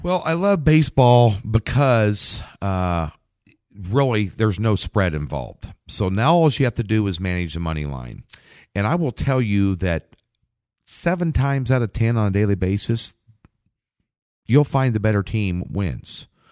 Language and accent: English; Lincoln, Nebraska, United States; moved away as an adult; now in Kansas City, United States; Lincoln, Nebraska, where I, I, I've lived up until the last two years where I moved to Kansas City, and I still call Lincoln my hometown